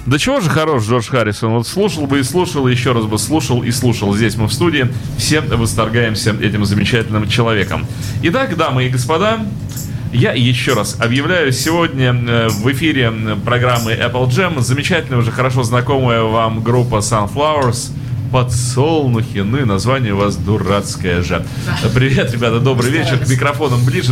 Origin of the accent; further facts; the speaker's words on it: Saint Petersburg, Russia; это я уже как петербуржец